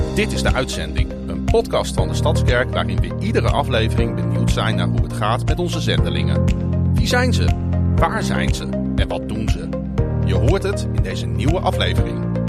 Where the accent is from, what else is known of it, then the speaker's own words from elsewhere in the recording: Kampen, Overijssel, Netherlands; moved away as an adult; now in Sweden; Ik ben opgegroeid in Kampen